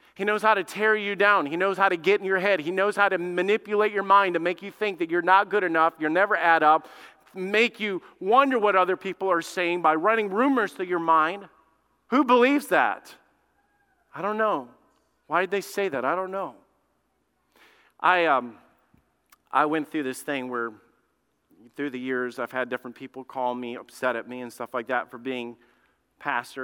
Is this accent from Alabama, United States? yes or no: yes; Alabama, United States; moved away; I grew up in Alabama, man. I'm, I'm a redneck